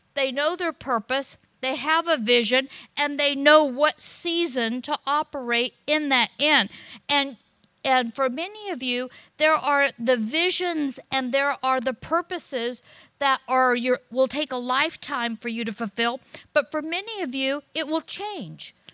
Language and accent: English; United States; also born or lived in Florida / California; I'm American